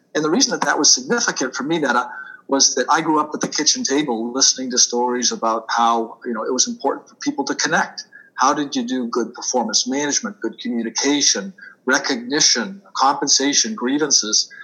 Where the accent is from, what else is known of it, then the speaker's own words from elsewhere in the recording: Boston, Massachusetts, United States; accent: Boston; moved away as an adult; also born or lived in Washington, D.C.; now in New Jersey, United States; I'm a native Bostonian, so you will hear me park my car every once in a while. I do tend to lose my R's, so I will tell your audience, yes, you're hearing a Boston accent. Uh, born and bred in Boston